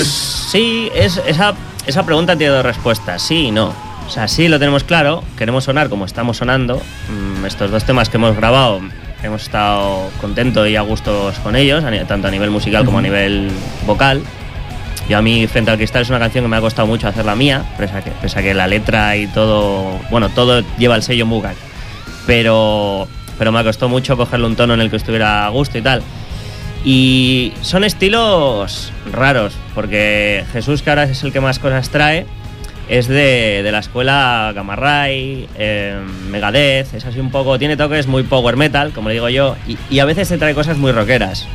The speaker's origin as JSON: {"language": "Spanish", "town": "Bilbao", "region": "Basque Country", "country": "Spain", "moved": "yes", "lives_now": "Sant Feliu de Llobregat, Spain", "said": "Yo soy de Bilbao, soy vasco"}